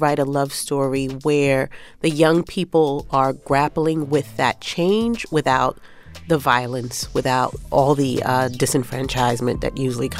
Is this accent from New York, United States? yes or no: yes; New York City, New York, United States; I grew up in Bushwick, and Bushwick has seen a lot of changes